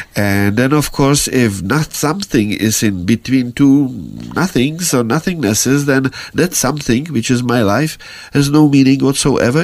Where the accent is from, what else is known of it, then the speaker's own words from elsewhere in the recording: Prague, Czechia; first language Czech; English is a second language; moved away as an adult; now in United States; I was born in Prague